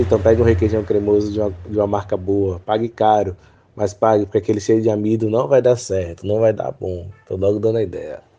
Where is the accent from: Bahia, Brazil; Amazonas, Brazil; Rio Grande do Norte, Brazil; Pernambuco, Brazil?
Bahia, Brazil; Salvador; moved away as an adult; now in Cachoeira, Brazil; sou de Salvador, Bahia e atualmente estou morando em Cachoeira